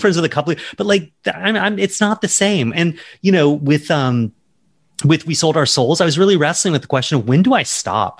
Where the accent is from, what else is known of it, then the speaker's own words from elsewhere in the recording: Charleston, South Carolina, United States; I grew up in South Carolina